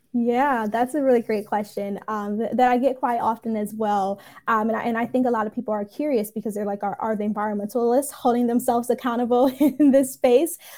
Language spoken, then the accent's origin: English; Detroit, Michigan, United States; now in Atlanta, United States; I'm here in Atlanta, but I'm originally from Detroit